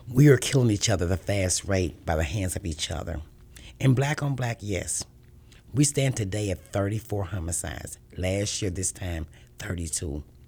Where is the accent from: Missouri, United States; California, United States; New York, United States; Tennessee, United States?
Missouri, United States; Kansas City; Born and raised in Kansas City all my life